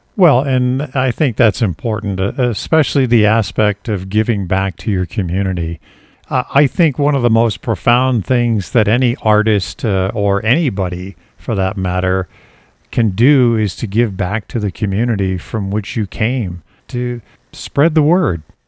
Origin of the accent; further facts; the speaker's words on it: East Coast, United States; I'm from the East Coast